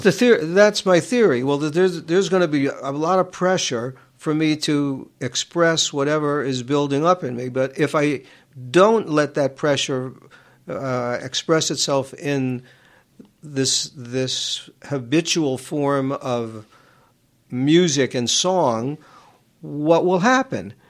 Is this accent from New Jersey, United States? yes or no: no; New York City, New York, United States; I grew up in Queens